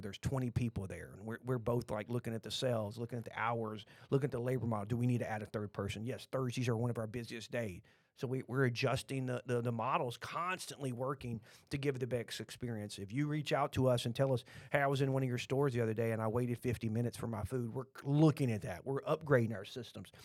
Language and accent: English; Texas, United States; accent: Texan; we're from Texas